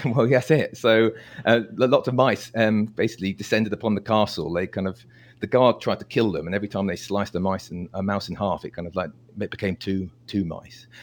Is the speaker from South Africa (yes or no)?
no; United Kingdom; I'm British